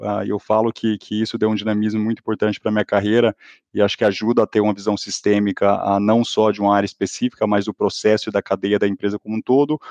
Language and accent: Portuguese; Goiás, Brazil; accent: goiano-mineiro; Mas ainda sou de Goiás, gente. Vocês vão ver o sotaque meio goiano-mineiro falando aqui nesse podcast.